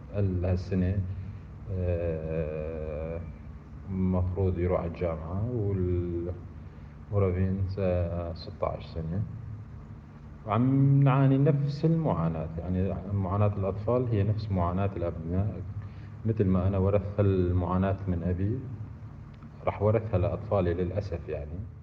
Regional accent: Syria; أنا مواطن سوري. يعني شخص ولد في سوريا وأبي ولد في سوريا.

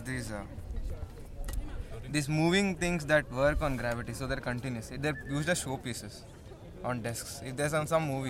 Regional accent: Bangalore, Karnataka, India; moved away; I'm from the south. I'm from Bangalore

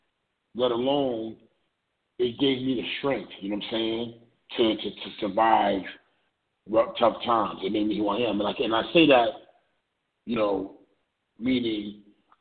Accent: New York City, New York, United States; growing up in the Ville

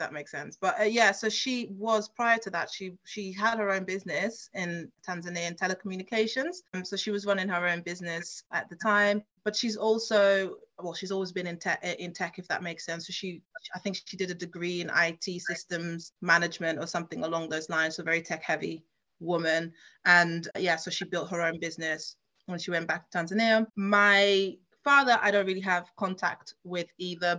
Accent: Leiden, South Holland, Netherlands; also born or lived in London; now in United Kingdom; I grew up in a town called Leiden, which is about under an hour from Amsterdam

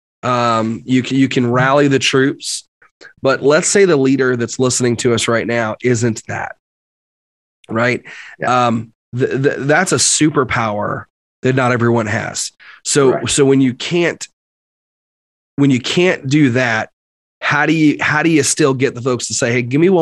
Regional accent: New York, United States; I'm also from New York

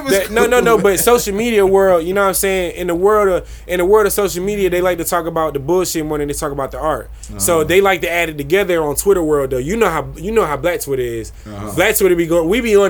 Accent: New Jersey, United States; I'm from Jersey.

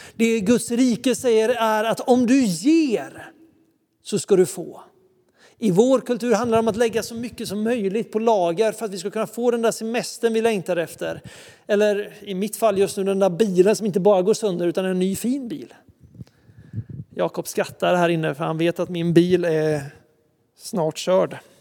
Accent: Sweden; kommer vi ett gäng ungdomar ifrån Sverige

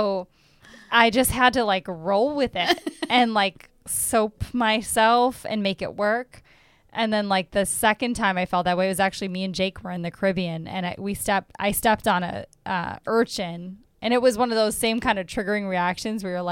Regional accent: Wisconsin, United States; now in Chicago, United States; we're from Wisconsin

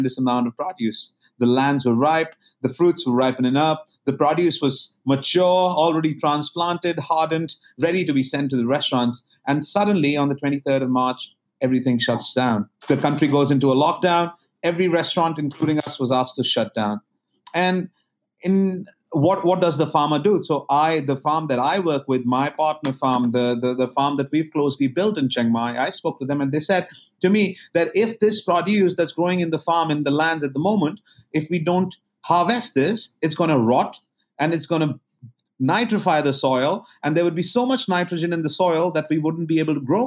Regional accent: India; moved away as an adult; now in Thailand; I come from India. I was raised in delicious food being cooked by my mom and my grandmother. Well, I come from a very small town.

